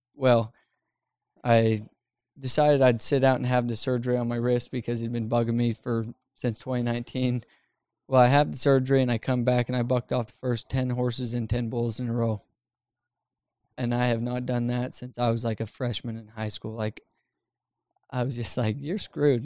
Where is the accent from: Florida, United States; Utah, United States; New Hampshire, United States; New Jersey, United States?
Utah, United States; I was growing up in Utah